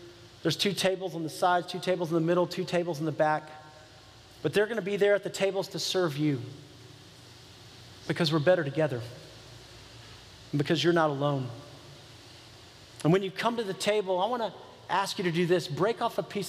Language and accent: English; United States; being an American